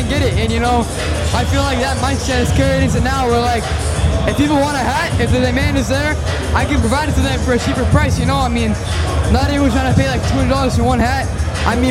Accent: Houston, Texas, United States; We're both from Houston

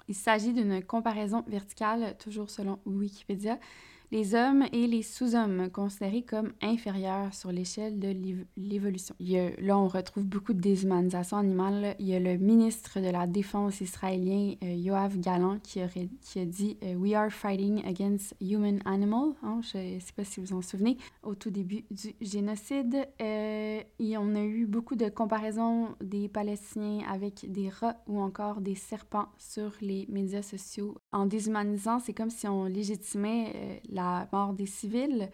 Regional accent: Quebec, Canada; chez nous au Québec

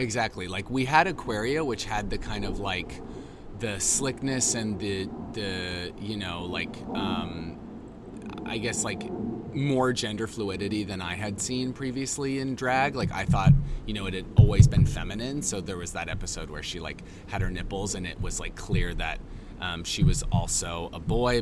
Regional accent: Boise, Idaho, United States; moved away; I grew up in Boise.

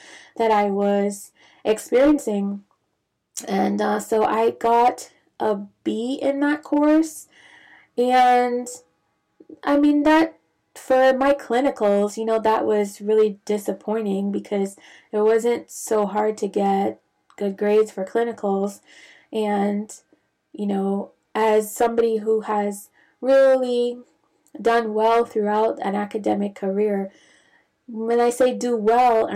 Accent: Bahamas; moved away as an adult; also born or lived in Grenada / Santo Domingo, Dominican Republic; now in United States; I'm not originally from the United States, so I'm from the Caribbean, originally from the Bahamas

